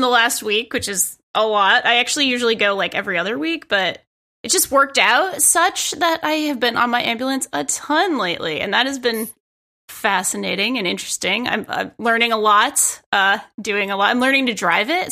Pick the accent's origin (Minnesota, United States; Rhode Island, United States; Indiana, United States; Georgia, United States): Rhode Island, United States; Providence; moved away as an adult; now in New York City, United States; I grew up in Rhode Island at like Providence, Rhode Island.